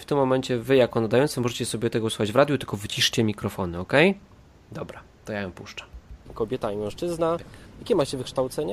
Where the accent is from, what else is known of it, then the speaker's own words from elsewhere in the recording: Katowice, Silesian Voivodeship, Poland; nasza grupka tutaj katowicka, bo jesteśmy wszyscy z Katowic